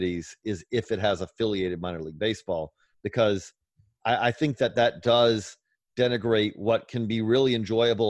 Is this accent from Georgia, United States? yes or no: yes; Georgia, United States; I'm from Georgia